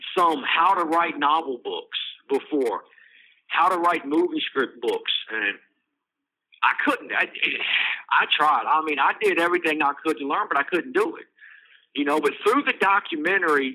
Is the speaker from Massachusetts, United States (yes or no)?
no; Charlottesville, Virginia, United States; Charlottesville, Virginia, which is my hometown